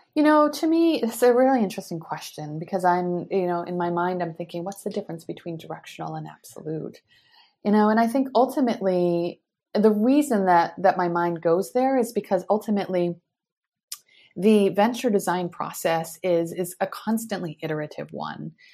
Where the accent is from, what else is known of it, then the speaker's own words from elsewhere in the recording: United States; moved away as an adult; also born or lived in Europe / Asia; now in Palo Alto, United States; as an American, you know, living overseas